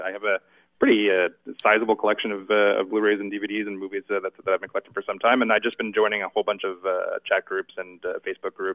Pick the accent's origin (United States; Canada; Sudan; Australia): Canada; I am Canadian